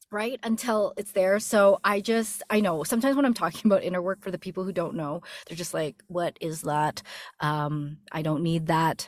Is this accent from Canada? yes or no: yes; Canada; moved away as an adult; now in United States; my husband ended up getting a job opportunity here in the States, and we're from Canada